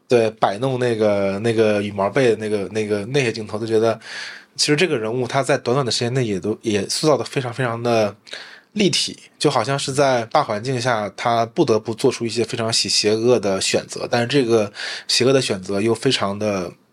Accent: Daqing, Heilongjiang, China; accent: Northeastern; moved away; 我的家乡是黑龙江省大庆市，对，嗯。就是那个石油之都嘛

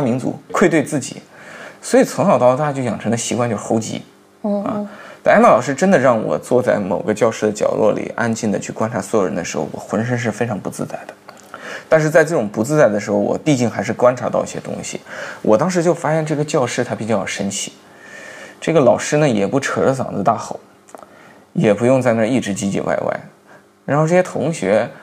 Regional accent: China; 我们中国人的俗话来讲，他像个小大人儿

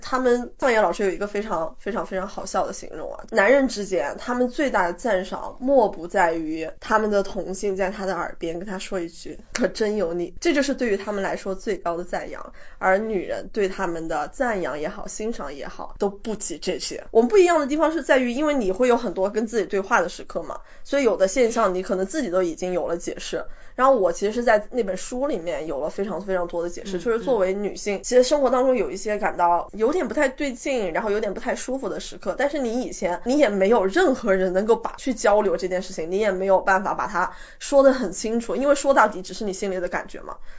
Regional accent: a small county town in Yunnan, China; 就是在云南的一个小县城里长大的

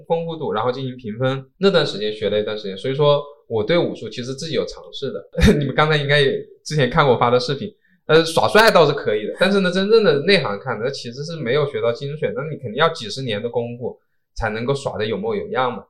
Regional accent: China; 我这个在中国出生的中华民族的这个身体

